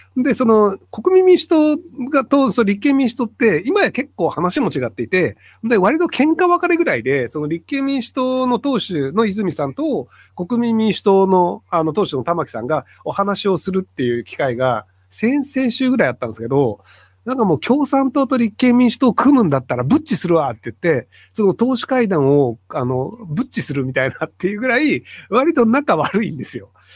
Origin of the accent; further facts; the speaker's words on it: Kitakyushu, Fukuoka, Japan; 同じ北九州出身なんですけど